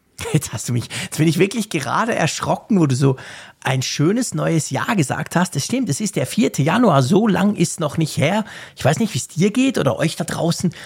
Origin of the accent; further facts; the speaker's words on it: Switzerland; bei uns in der Schweiz